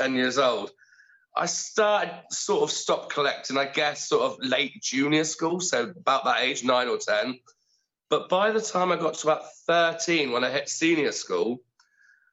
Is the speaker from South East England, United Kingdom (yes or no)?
no; Bromsgrove, West Midlands, United Kingdom; I grew up in Bromsgrove